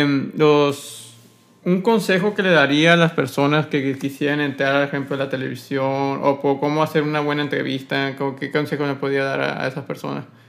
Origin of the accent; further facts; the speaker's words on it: Sonora, Mexico; como sonorense